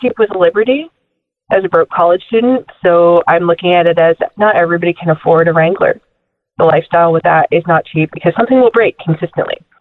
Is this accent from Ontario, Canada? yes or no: yes; Orillia, Ontario, Canada; also born or lived in Alabama; I'm from Ontario, Canada, but I went to school at Auburn